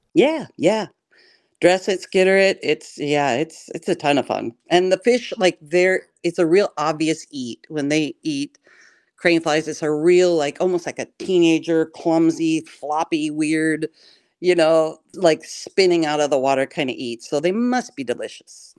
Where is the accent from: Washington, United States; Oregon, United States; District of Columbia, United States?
Washington, United States; Pullman; moved away as an adult; also born or lived in Taos, New Mexico; now in Wisconsin, United States; I grew up in Pullman and you know, a small farm town